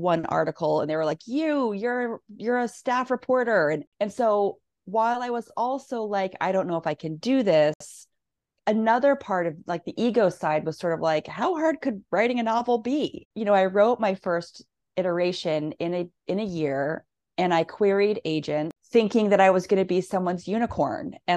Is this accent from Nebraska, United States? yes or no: yes; Nebraska, United States; moved away as an adult; also born or lived in Missouri / Northampton, Massachusetts; I grew up in Nebraska, college in Missouri. And when I moved to Northampton